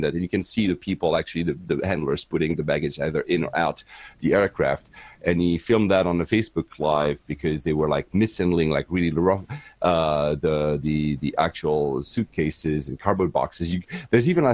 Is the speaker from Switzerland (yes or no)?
yes; Geneva, Switzerland; first language French; English is a second language; moved away as an adult; also born or lived in Tokyo, Japan / Manila, Philippines / Cyprus; now in United Kingdom; I was born and raised in Geneva, and my mother was from Finland.